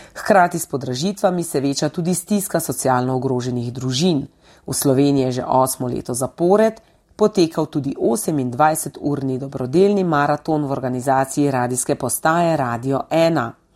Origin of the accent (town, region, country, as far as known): Slovenia